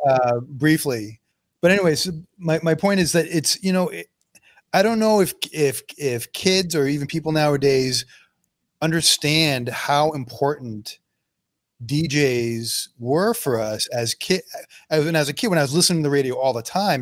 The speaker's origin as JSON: {"language": "English", "town": "Boston", "region": "Massachusetts", "country": "United States", "tie": "born or raised there", "said": "I grew up in Boston too"}